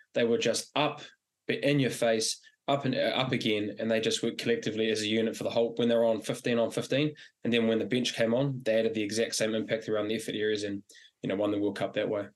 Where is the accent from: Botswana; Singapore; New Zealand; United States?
New Zealand; as a Kiwi